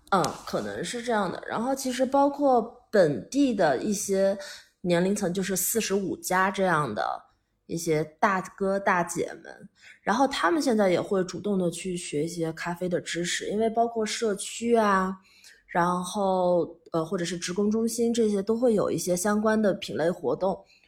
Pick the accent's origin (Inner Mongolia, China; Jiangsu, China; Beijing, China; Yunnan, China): Yunnan, China; Pu'er; moved away as an adult; 作为一个土生土长的四毛人，然后之前在，在， 在，在外面，就是在国外很多年 然后还是回来